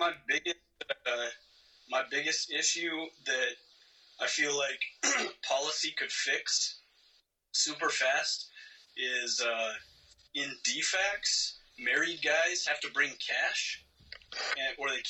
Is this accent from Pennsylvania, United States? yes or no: no; Eastern Washington, United States; moved away as an adult; I'm from Eastern Washington, rural part of the country